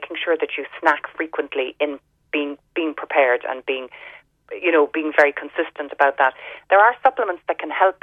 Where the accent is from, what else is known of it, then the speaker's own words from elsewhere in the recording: Ireland; growing up in Ireland